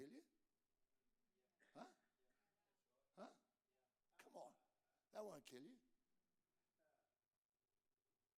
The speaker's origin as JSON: {"language": "English", "country": "Australia", "said": "I'm an Australian"}